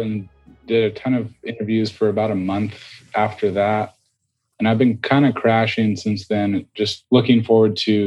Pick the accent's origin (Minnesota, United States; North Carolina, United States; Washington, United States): Washington, United States; Seattle; now in New York, United States; we're from Seattle.